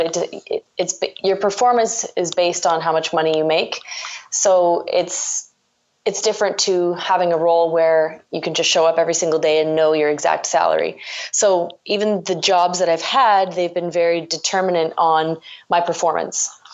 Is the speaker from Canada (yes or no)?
yes; Ontario, Canada; I'm from Ontario